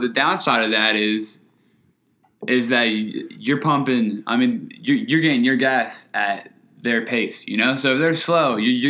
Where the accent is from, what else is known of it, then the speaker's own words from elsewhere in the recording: New Jersey, United States; now in Florida, United States; I'm from New Jersey.